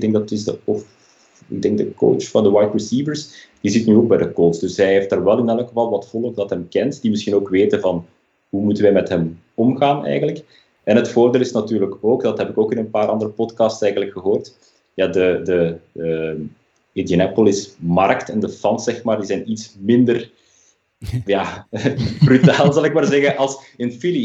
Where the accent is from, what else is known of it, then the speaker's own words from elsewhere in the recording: Leuven, Flanders, Belgium; moved away as an adult; now in Berlin, Germany; mijn roots liggen uiteraard wel in België eh, aan het accent eh, te horen, specifiek in Leuven dan. Maar ik ben inmiddels een jaar of tien uitgezwermd naar Duitsland, naar Berlijn.